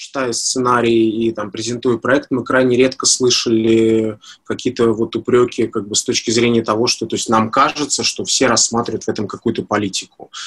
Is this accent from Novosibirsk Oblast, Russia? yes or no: no; Moscow, Russia; я как москвич